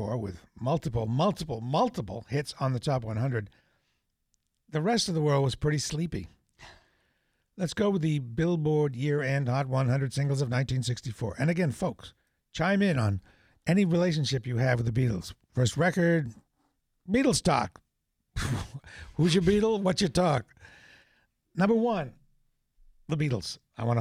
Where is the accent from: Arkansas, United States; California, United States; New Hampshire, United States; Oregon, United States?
New Hampshire, United States; small town New Hampshire where I grew up